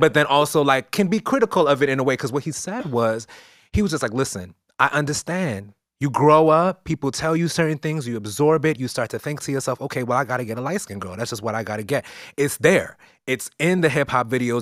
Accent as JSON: {"language": "English", "town": "New York City", "region": "New York", "country": "United States", "tie": "born or raised there", "said": "I grew up in East New York"}